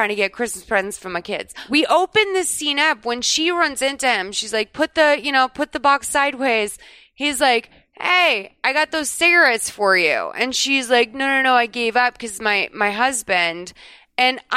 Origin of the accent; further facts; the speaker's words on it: Massachusetts, United States; now in Los Angeles, United States; I grew up in Massachusetts